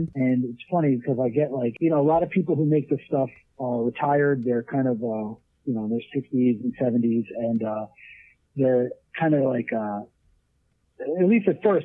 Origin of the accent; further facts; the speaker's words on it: Red Hook, New York, United States; I'm from Red Hook, New York, in the Hudson Valley area